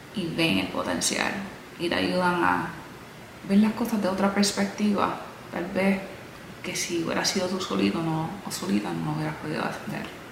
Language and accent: Spanish; Puerto Rico; also born or lived in United States; now in Miami, United States; Nací en los Estados Unidos, a los 8 años de edad me mudé a la isla, donde ahí crecí